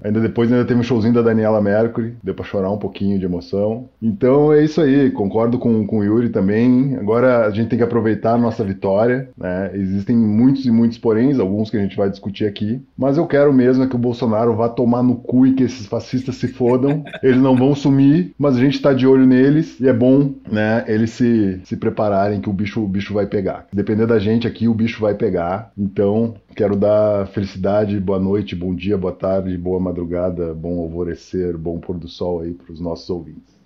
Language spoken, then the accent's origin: Portuguese; Rio Grande do Sul, Brazil; also born or lived in Niterói; now in São Bernardo do Campo, Brazil; minha terra, Rio Grande do Sul